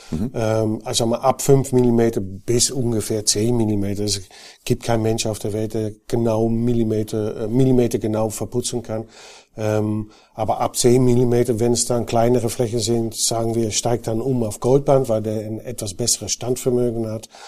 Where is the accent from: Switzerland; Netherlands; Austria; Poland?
Netherlands; now in Germany; die hören bestimmt, dass ich kein gebürtiger Bayer bin. Ich bin Holländer, ähm, war auch bei Knauf in Holland tätig